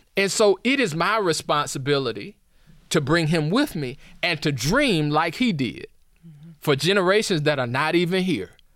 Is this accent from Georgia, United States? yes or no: yes; Atlanta, Georgia, United States; now in Princeton, United States; I come from Atlanta where, you know, there we have our own sense of style